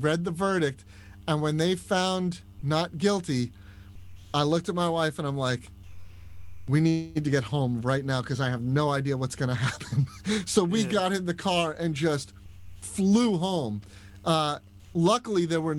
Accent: Vero Beach, Florida, United States; also born or lived in Long Island, New York / North Carolina; I grew up in Vero Beach, Florida, which is on the coast south of Cocoa Beach and Sebastian

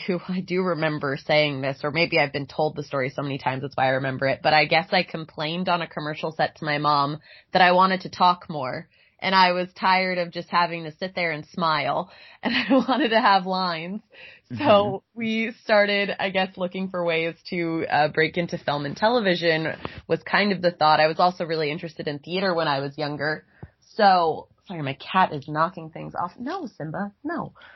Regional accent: Boca Raton, Florida, United States; I'm from Florida originally, Boca Raton

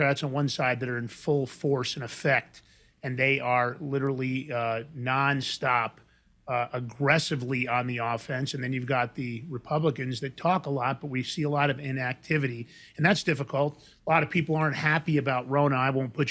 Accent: New York, United States; Growing up in New York

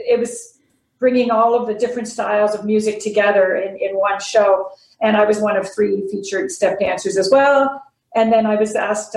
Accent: Ottawa Valley, Ontario, Canada; I grew up in the Ottawa Valley in my first few years of life

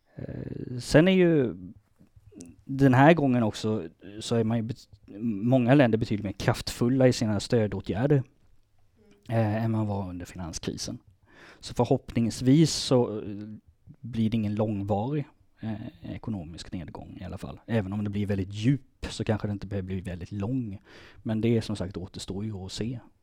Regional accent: Småland, Sweden; moved away; also born or lived in Lund; jag är smålänning.

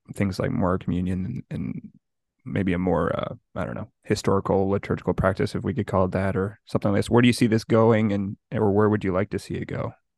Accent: Montreal, Quebec, Canada; me growing up in Montreal

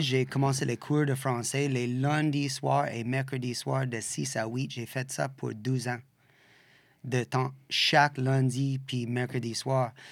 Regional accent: Western Canada, Canada; French is a second language; also born or lived in Australia; now in Quebec, Canada; Je viens de l'Ouest, comme, puis toutes les années de séparation, puis tout ça, on est comme de l'Ouest

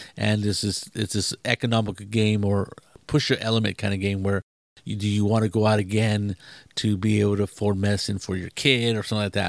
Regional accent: Mexico; I'm not English. I'm, you know, mainly Mexican

